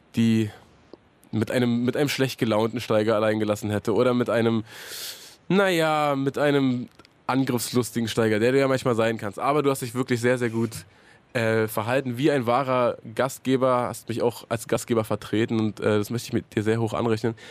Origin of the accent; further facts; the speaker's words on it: Hohen Neuendorf, Brandenburg, Germany; Ich bin ja, äh, bin ja erst zur Einschulung dahin gezogen